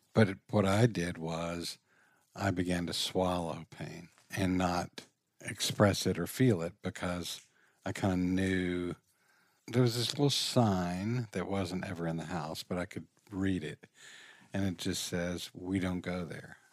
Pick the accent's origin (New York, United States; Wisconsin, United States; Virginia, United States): Virginia, United States; Richmond; I grew up in Richmond, Virginia.